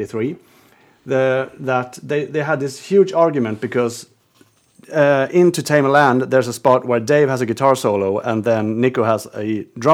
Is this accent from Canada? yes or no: no; Sweden; English is a second language; I think it's a Swedish thing as well. We are very keen to speak English